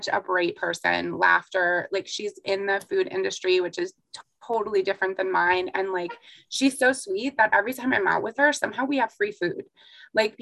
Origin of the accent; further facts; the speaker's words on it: the South, United States; I'm from the South